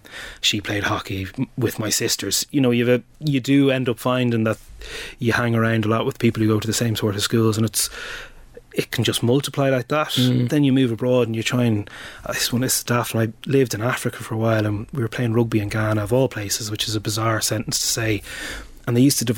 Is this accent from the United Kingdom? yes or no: no; South County Dublin, Leinster, Ireland; your average Protestant growing up in Donegal or Cavan would have had a very different upbringing than I did in South County Dublin.